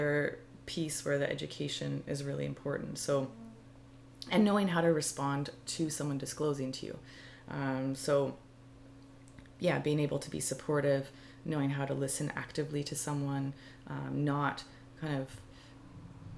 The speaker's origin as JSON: {"language": "English", "town": "Calgary", "region": "Alberta", "country": "Canada", "tie": "born or raised there", "also_born_or_lived": "Montreal", "moved": "as an adult", "said": "growing up, from the age of 15 to probably 19 when I moved away from Calgary"}